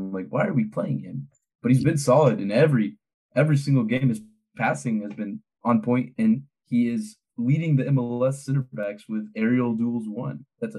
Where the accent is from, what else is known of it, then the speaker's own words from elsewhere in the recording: Beaumont, Texas, United States; I grew up in it's this town outside of Houston, right outside of Houston. It's called Beaumont.